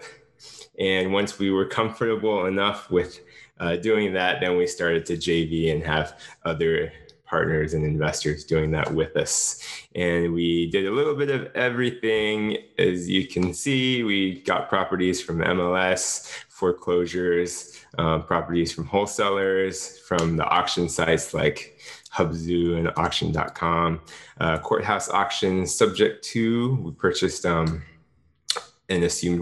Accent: Jacksonville, Florida, United States; I started a company with my wife in 2013 in Jacksonville, Florida. This is my hometown

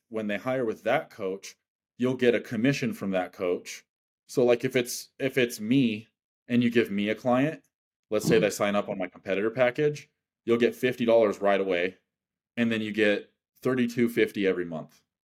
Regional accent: Wyoming, United States; I'm from Wyoming

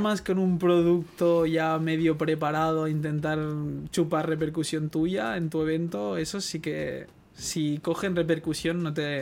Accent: Barcelona, Catalonia, Spain; yo soy un chaval de Guinardo

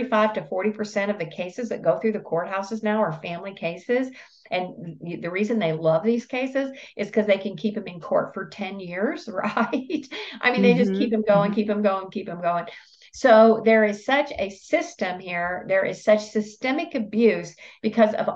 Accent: Tennessee, United States; I'm from Tennessee

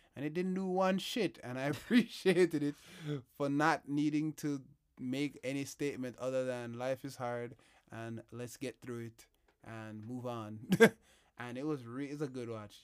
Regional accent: Jamaica; my introduction to the Queen was as a Jamaican

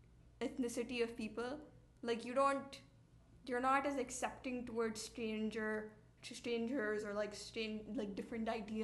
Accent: India; even though I'm an Indian

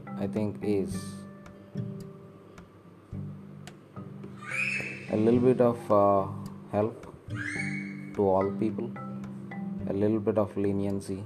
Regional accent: India; I have this strong feeling that I am an Indian

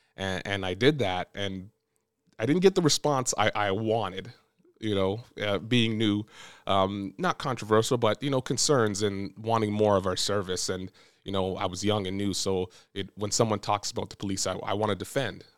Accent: Brampton, Ontario, Canada; moved away as an adult; now in Windsor, Canada; I'm from Brampton too

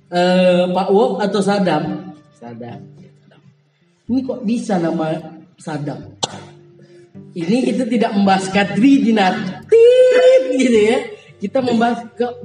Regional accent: Teluk Pinang, Riau, Indonesia; also born or lived in Guntung; saya SD di Teluk Pinang. Lahir di Teluk Pinang. SD itu dari kelas 1 sampai kelas 3 di Teluk Pinang. Hmm. Terus kelas 3 sampai kelas 6 pindah ke Guntung.

